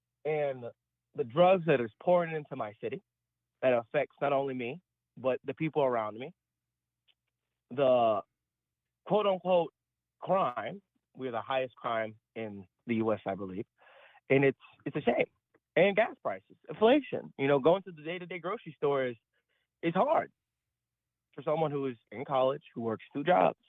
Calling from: Baton Rouge, Louisiana, United States; Hi, Tim. I'm calling from the great state of Baton Rouge, Louisiana.

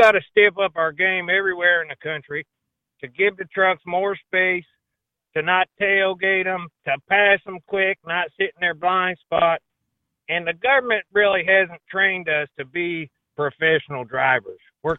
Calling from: Deep South, United States; Well, gentlemen, I'm in the South, the Deep South.

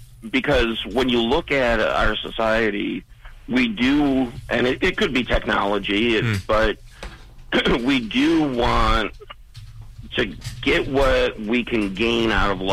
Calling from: Maryland, United States; I am calling from Maryland in the U.S.

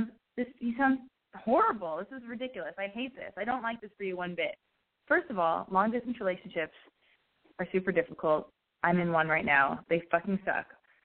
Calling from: San Francisco, California, United States; I'm 25, calling from San Francisco.

